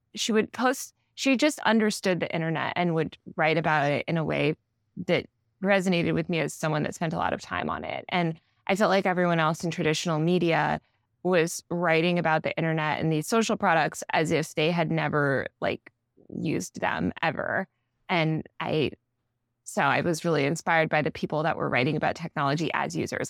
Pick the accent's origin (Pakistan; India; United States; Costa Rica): United States; Old Greenwich, Connecticut; also born or lived in New York City; I mostly grew up in Old Greenwich, Connecticut, which is about an hour outside the city